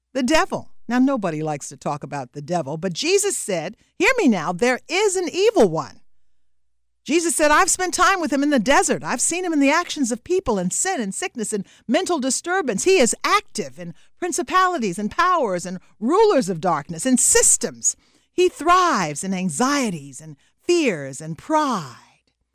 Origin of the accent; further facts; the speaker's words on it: the South, United States; I'm from the South, and every kid down South when I was growing up was familiar with the phrase fighting words